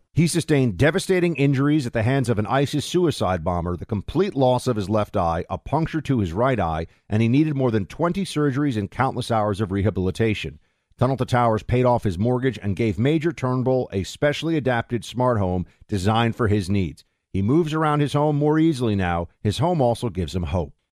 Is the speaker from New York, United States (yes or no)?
yes; New York, United States; I'm from New York